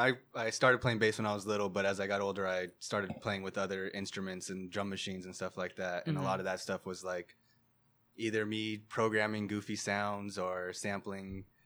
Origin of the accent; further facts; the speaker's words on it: Pico Rivera, California, United States; now in Palmdale, United States; I'm from Pico Rivera.